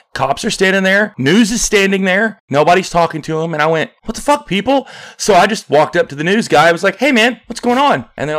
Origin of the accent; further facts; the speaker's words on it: Arkansas, United States; moved away; I'm from Arkansas